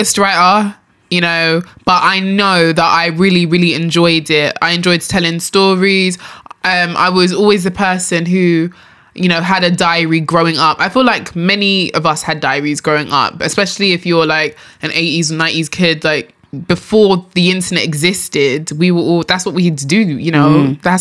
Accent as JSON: {"language": "English", "region": "London", "country": "United Kingdom", "tie": "born or raised there", "also_born_or_lived": "Enfield / Nigeria", "said": "born and raised in London, of course."}